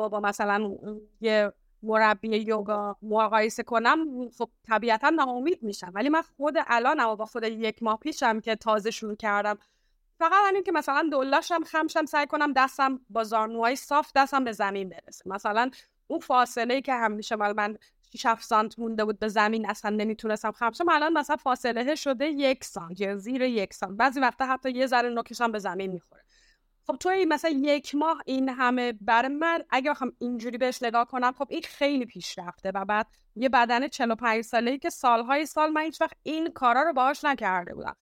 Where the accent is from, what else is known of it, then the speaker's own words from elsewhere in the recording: Iran; moved away as an adult; also born or lived in United States; now in Istanbul, Turkey; توی ایران بزرگ شدم